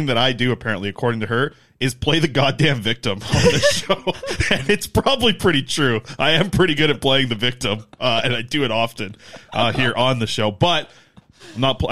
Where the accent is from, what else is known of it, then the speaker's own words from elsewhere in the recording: Nanaimo, British Columbia, Canada; my hometown in Nanaimo